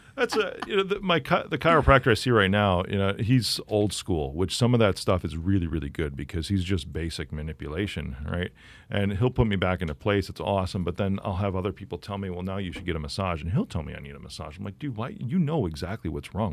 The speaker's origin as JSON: {"language": "English", "town": "Chicago", "region": "Illinois", "country": "United States", "said": "I'm from Chicago"}